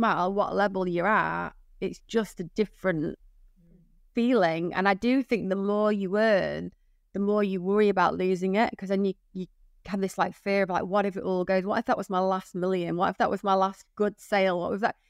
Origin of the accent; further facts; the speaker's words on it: United States; now in United Kingdom; I'm American. People are always shocked by that. I'm not English.